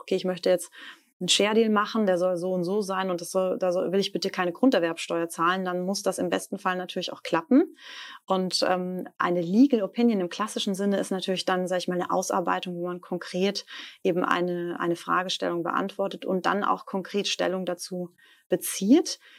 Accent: Stuttgart, Baden-Württemberg, Germany; moved away as an adult; also born or lived in Leipzig / Darmstadt; ich bin ja Stuttgarterin

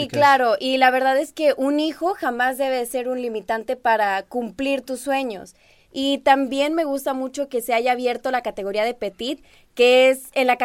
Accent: Monterrey, Nuevo León, Mexico; Yo soy regia. Siempre digo que soy regia, pero tengo mis raíces chilangas.

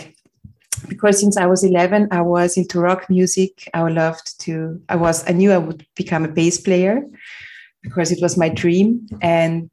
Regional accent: Vienna, Austria; I was born in Vienna, Austria, on a beautiful summer morning in 1972.

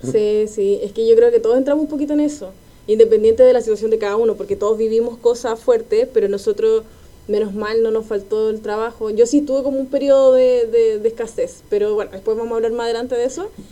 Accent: Quilpué, Valparaíso, Chile; now in Santiago, Chile; Yo soy de Quilpué

